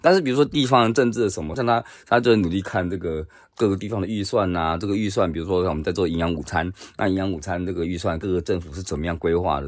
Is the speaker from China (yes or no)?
no; Taiwan; now in Japan; 作为一个学者，又或者作为一个台湾人